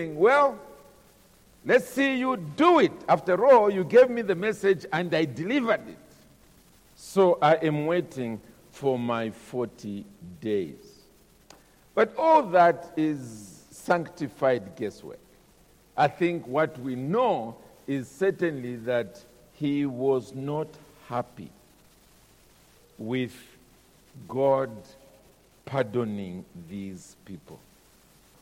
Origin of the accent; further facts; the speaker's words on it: Zambia; I'm a Zambian. I'm from Zambia.